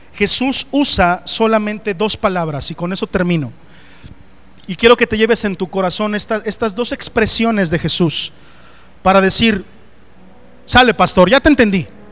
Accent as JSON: {"language": "Spanish", "town": "Coatepec Harinas", "region": "State of Mexico", "country": "Mexico", "moved": "yes", "said": "Allá en mi pueblo, Coatepec de Harinas, Estado de México"}